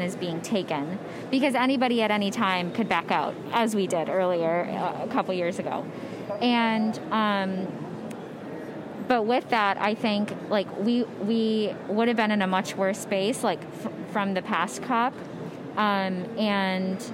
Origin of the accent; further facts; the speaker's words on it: Michigan, United States; now in Pennsylvania, United States; I'm from Michigan, and I now live in Pennsylvania.